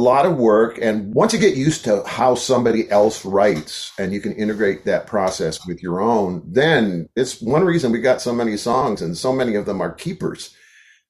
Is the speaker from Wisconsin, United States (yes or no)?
yes; Wisconsin, United States; moved away as an adult; also born or lived in Southeast United States; I was raised in Wisconsin and 50 years ago moved to the Southeast.